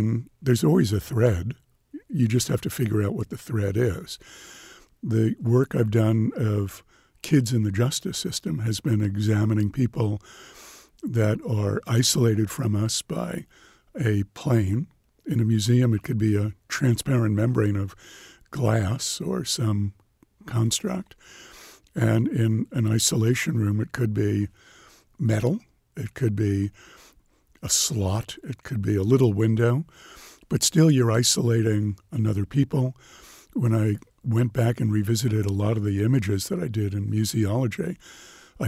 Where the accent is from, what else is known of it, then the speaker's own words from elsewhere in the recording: New York, United States; growing up in New York